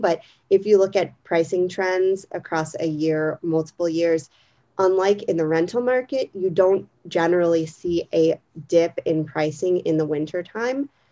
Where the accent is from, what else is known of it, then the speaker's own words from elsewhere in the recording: Pennsylvania, United States; moved away as an adult; also born or lived in Arlington; now in Washington, DC, United States; I grew up in Pennsylvania